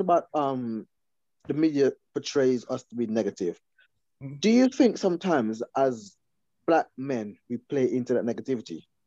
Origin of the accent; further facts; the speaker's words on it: Guyana; now in England; when I first came to England, I grew up in Guyana